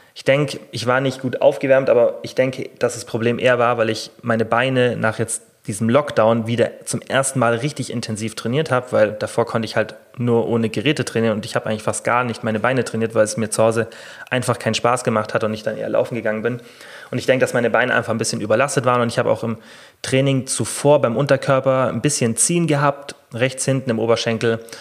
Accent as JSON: {"language": "German", "country": "Germany", "said": "bei uns in Deutschland"}